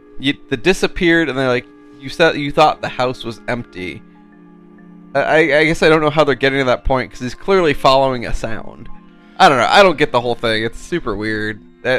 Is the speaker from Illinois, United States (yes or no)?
no; Phoenix, Arizona, United States; we're from Phoenix